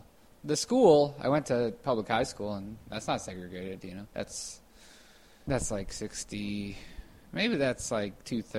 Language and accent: English; Evanston, Illinois, United States; I like Evanston. Evanston's a suburb. I think I was sort of grown up in the more rich part of Evanston.